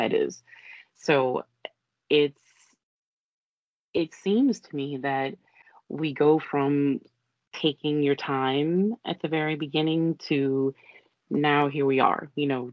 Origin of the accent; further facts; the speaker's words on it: New Orleans, Louisiana, United States; Coming from New Orleans